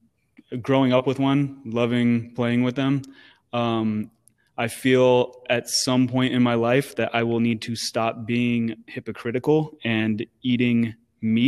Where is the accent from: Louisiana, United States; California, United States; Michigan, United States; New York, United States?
California, United States; Sacramento; I'm from Sacktown